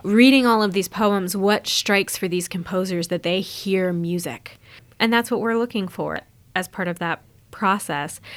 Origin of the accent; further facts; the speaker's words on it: Omaha, Nebraska, United States; my hometown